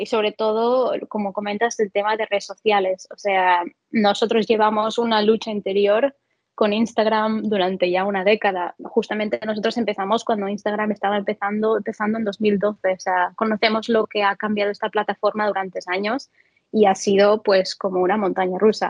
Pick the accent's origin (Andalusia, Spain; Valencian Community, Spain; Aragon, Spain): Valencian Community, Spain; moved away; madre mía, si alguien me oyese aquí de Valencia